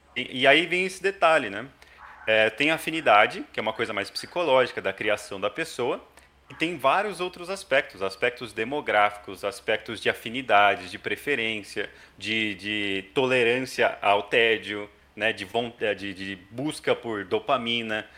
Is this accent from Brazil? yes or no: yes; Hortolândia, São Paulo, Brazil; also born or lived in Campinas; nasci em Campinas, cresci em Hortolândia, interior de São Paulo